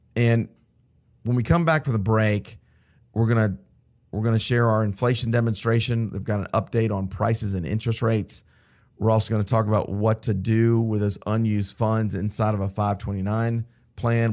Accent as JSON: {"language": "English", "town": "Atlanta", "region": "Georgia", "country": "United States", "tie": "born or raised there", "said": "I'm from Atlanta. I grew up in Buckhead, um, went to Westminster High School, local here in Atlanta"}